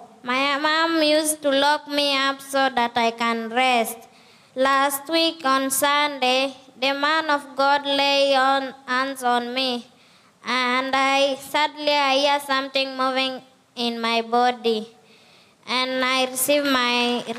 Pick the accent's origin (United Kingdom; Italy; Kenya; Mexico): Kenya; I'm from Kenya. I'm 9 years old.